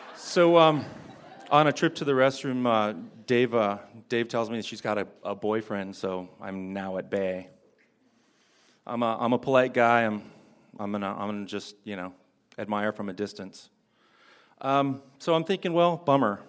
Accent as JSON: {"language": "English", "town": "Fullerton", "region": "California", "country": "United States", "tie": "born or raised there", "said": "she actually lives in my hometown. She lives in Fullerton"}